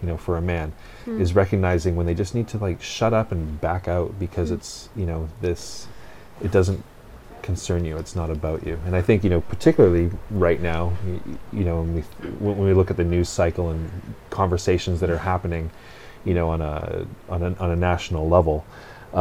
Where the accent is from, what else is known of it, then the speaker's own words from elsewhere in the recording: West Coast Canada, Canada; as a Canadian, particularly a West Coast Canadian